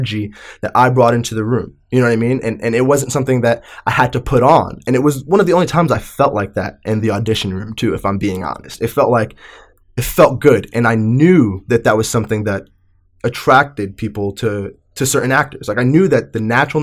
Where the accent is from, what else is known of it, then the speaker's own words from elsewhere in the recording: Long Island, New York, United States; I grew up in New York